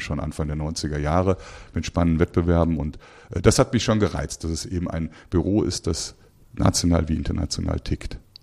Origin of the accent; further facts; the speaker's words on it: Cologne, North Rhine-Westphalia, Germany; moved away as an adult; also born or lived in Aachen / London; now in Frankfurt, Germany; in Köln, in meiner Heimatstadt